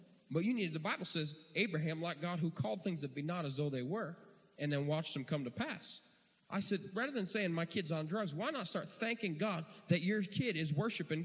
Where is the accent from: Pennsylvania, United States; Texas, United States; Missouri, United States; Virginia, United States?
Pennsylvania, United States; Tompkinsville, northeastern; I'm from Tompkinsville. I was born on the wrong side of the spoon. I'm in northeastern Pennsylvania.